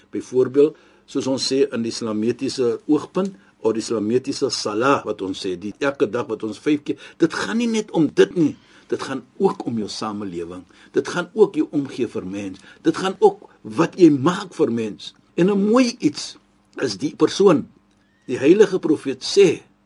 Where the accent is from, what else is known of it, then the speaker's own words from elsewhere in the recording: South Africa; ons as Suid-Afrikaners